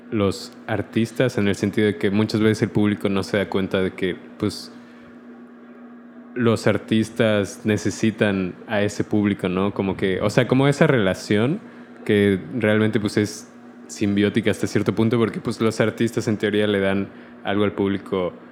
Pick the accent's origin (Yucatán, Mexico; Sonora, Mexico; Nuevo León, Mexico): Yucatán, Mexico; Mérida; moved away as an adult; also born or lived in Puebla; now in Mexico City, Mexico; Sí, o sea, en realidad yo me fui de Mérida a Puebla